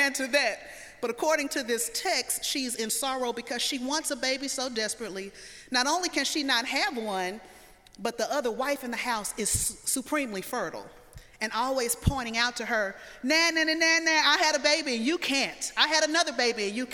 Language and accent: English; the South, United States; I'm from the South